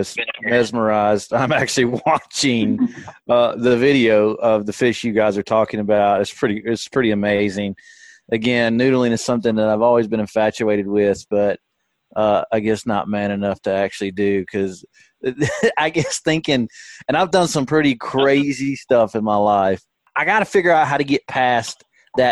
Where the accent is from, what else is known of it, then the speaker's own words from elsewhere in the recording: the Shoals, Alabama, United States; I grew up in the Shoals, which is on, you know, Pickwick, and I so happened to work my way back there.